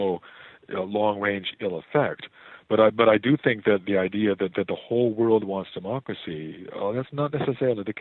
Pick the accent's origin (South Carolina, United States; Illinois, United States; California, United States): Illinois, United States; near Chicago; moved away; I was born near Chicago.